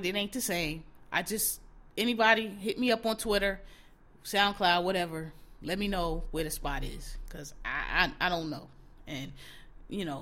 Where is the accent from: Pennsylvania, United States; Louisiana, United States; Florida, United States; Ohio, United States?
Pennsylvania, United States; Philadelphia; I'm from Philadelphia.